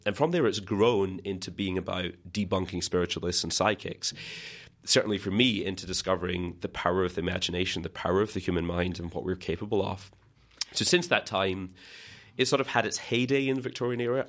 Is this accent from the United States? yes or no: no; Scotland, United Kingdom; growing up in Scotland